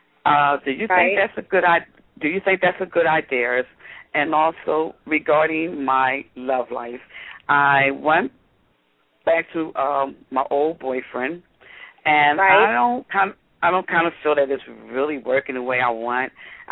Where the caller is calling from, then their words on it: Philadelphia, Pennsylvania, United States; I'm calling from Philadelphia.